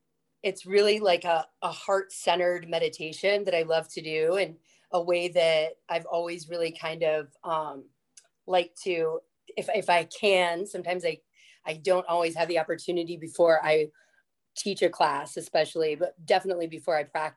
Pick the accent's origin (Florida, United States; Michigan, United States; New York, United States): Florida, United States; I grew up in Florida